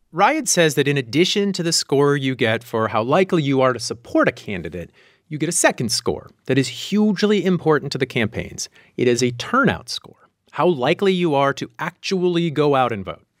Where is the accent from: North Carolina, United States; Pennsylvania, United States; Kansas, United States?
Pennsylvania, United States; Meadville; moved away; I grew up in Meadville, which is south of Erie